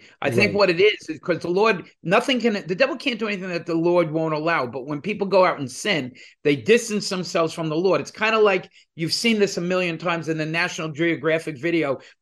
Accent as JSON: {"language": "English", "region": "New Jersey", "country": "United States", "also_born_or_lived": "New York", "said": "We're two guys from New Jersey"}